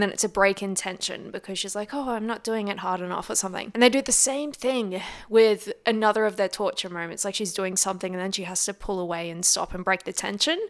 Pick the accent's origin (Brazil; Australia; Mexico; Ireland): Australia